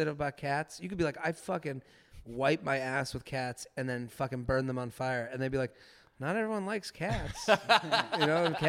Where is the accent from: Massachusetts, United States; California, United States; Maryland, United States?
Massachusetts, United States; Needham; I remember when I got an Uber back for the first time from Boston to my hometown in Needham.